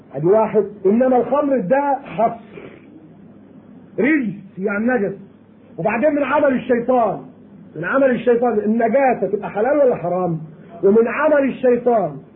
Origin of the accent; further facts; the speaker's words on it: Egypt; عندنا في مصر